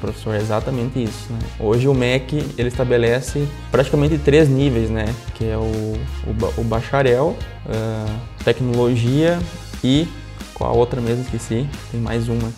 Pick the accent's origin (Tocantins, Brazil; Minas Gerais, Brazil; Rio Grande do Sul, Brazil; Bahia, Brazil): Rio Grande do Sul, Brazil; interior of; also born or lived in Condor; Embora eu seja muito novo, como tu citou, né? Tenho 22 anos. Comecei minha vida profissional bem cedo, me criei no interior